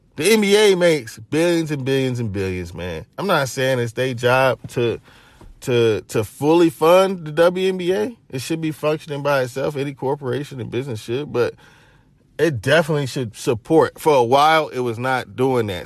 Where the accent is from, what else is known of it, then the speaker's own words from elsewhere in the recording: Knoxville, Tennessee, United States; I'm from Knoxville, Tennessee